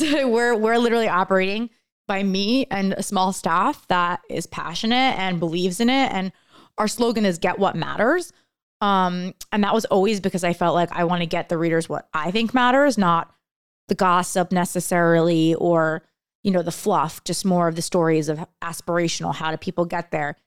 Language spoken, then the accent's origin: English; around New York City / New Jersey, United States; now in Los Angeles, United States; I grew up around New York City